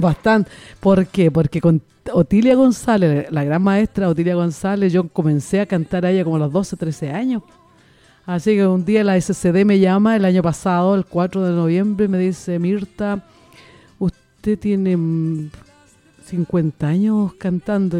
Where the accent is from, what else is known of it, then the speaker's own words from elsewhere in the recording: Constitución, Maule, Chile; de la localidad de donde soy yo, que es de Constitución, Constitución la perla del Maule